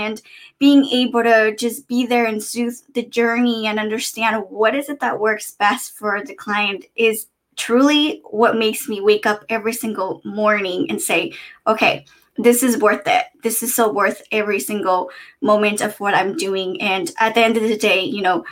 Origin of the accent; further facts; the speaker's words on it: San Diego, California, United States; also born or lived in East Coast; I'm from San Diego, California. I was born and raised